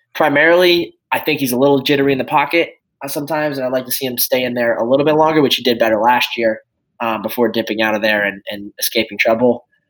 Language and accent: English; Chicago, Illinois, United States; born and raised in Chicago, Illinois